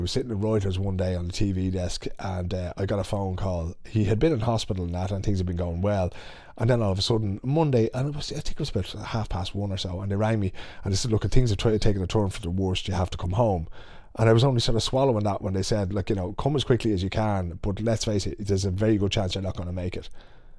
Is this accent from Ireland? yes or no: yes; Ireland; now in Sweden; putting words to some of the feelings that we might have had as Irish people, as people growing up